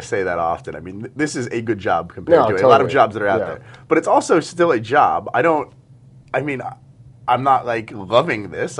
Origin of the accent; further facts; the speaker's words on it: Long Island, New York, United States; a lot of us growing up on Long Island